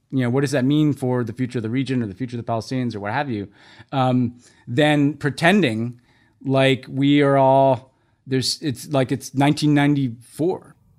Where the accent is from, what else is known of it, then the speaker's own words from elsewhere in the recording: United States; as an American